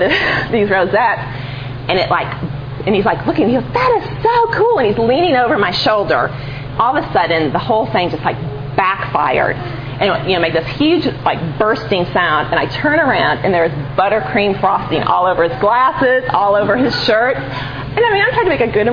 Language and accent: English; Chicago, Illinois, United States; I'm from Chicago. And grew up there